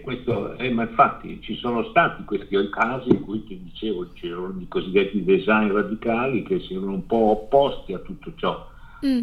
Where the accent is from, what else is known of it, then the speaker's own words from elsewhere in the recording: Ciociaria, Lazio, Italy; now in Milan, Italy; tornare al mio paese in Ciociaria, che è sulle colline della Ciociaria, che è il paese che io amo di più e che, da cui sono molto lontano